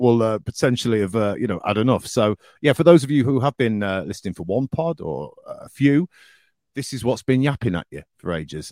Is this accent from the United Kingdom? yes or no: yes; the north of England, United Kingdom; accent: northern; moved away; my accent the next day was well northern